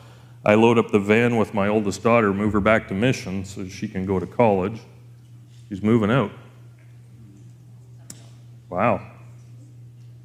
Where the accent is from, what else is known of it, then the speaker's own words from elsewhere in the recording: Elkford, British Columbia, Canada; we grew up in Elkford